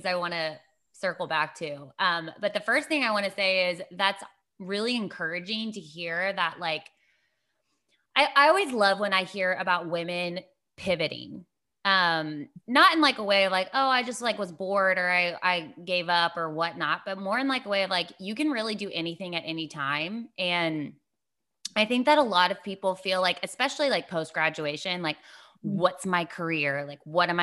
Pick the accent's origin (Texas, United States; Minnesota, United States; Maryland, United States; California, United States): Texas, United States; I'm from Texas